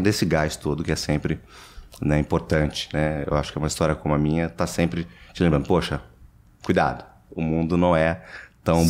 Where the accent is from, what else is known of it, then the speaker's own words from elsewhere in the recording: São Paulo, Brazil; moved away as an adult; now in United States; Eu nasci em São Paulo, é capital